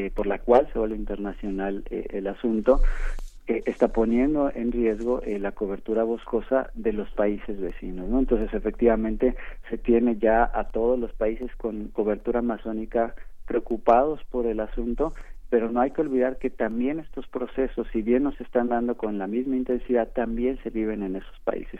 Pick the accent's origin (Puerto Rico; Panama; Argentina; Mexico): Mexico; como mexicanos